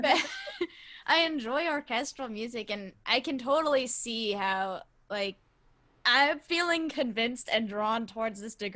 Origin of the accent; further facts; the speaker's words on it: Texas, United States; growing up in Texas, it's like there's an orchestra every like 100 schools or something